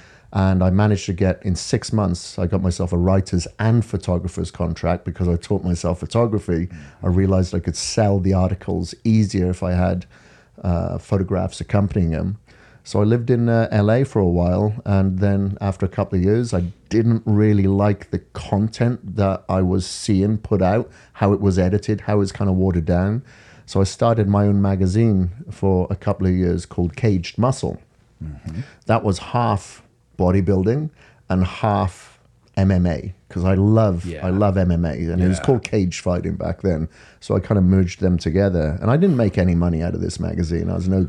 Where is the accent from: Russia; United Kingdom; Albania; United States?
United Kingdom; Wales; I'm from Wales in the UK. Grew up on a farm over there.